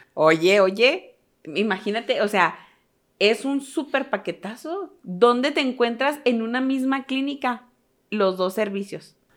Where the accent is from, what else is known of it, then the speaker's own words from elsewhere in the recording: northern Mexico, Mexico; siendo tres hermanos norteños